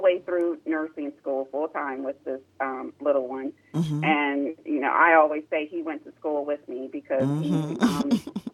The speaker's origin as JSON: {"language": "English", "town": "Columbus", "region": "Ohio", "country": "United States", "tie": "born or raised there", "said": "I was born and raised here in Columbus, Ohio"}